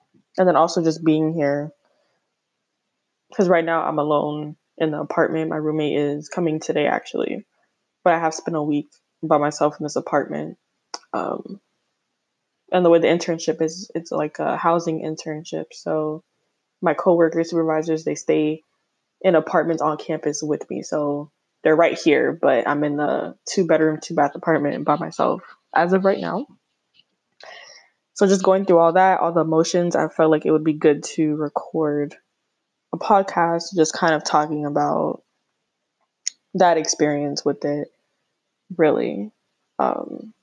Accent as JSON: {"language": "English", "region": "Florida", "country": "United States", "moved": "yes", "said": "I'm originally from Florida"}